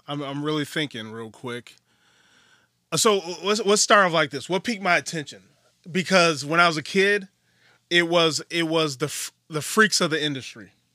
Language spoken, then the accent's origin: English; Wisconsin, United States; I'm from Wisconsin.